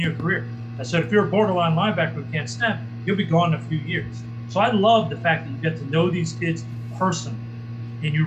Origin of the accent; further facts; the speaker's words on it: New York, United States; I'm a kid from New York